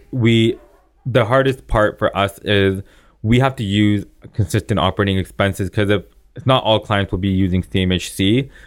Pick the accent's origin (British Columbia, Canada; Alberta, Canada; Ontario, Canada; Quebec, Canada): Ontario, Canada; Vaughan; now in Toronto, Canada; I grew up in Vaughan